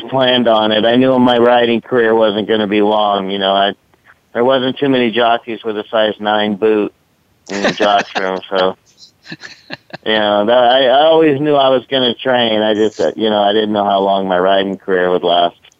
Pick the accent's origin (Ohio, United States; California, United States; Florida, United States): California, United States; San Mateo; I grew up right there in San Mateo, next to Bay Meadows